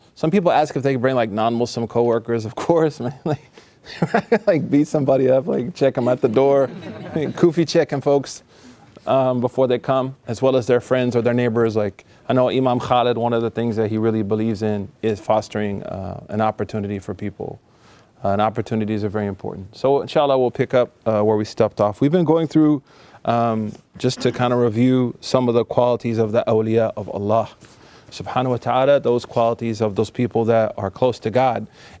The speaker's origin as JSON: {"language": "English", "region": "Oklahoma", "country": "United States", "said": "I'm from Oklahoma."}